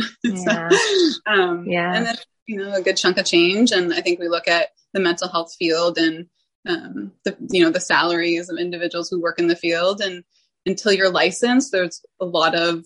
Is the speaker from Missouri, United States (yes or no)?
no; Vermont, United States; I grew up in Vermont, small town Vermont